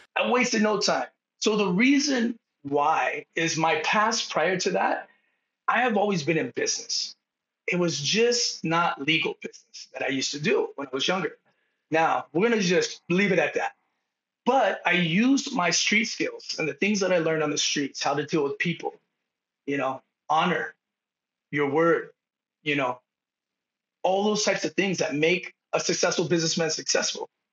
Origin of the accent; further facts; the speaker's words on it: San Diego, California, United States; moved away as an adult; now in Bend, United States; I grew up in Southtown San Diego, which is basically Palm Avenue, two miles from the border of Tijuana, Mexico